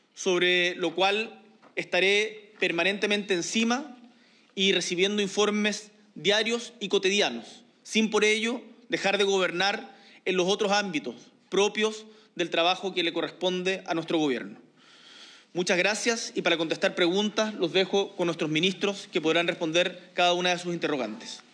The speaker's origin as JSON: {"language": "Spanish", "country": "Chile", "said": "chilenos y chilenas"}